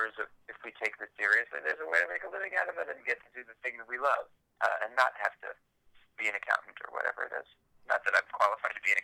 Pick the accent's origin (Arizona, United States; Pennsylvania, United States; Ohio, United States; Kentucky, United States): Ohio, United States; also born or lived in Los Angeles; growing up in Ohio